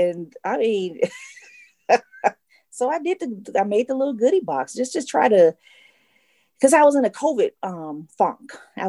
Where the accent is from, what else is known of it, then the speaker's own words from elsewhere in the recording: Atlanta, Georgia, United States; a peach. I'm a Georgia peach.